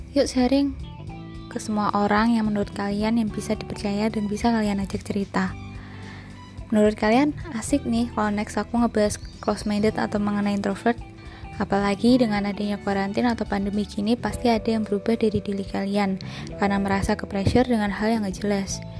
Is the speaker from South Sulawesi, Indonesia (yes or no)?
no; Blora, Central Java, Indonesia; now in Semarang, Indonesia; Aku berasal dari kota Blora